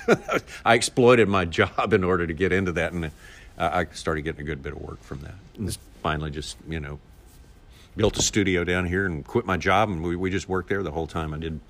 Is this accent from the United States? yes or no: yes; Magnolia, Arkansas, United States; Arkansas, yeah, Magnolia, Arkansas.